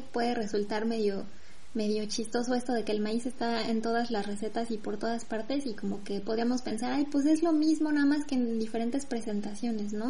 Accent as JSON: {"language": "Spanish", "country": "Mexico", "moved": "yes", "lives_now": "France", "said": "soy mexicana"}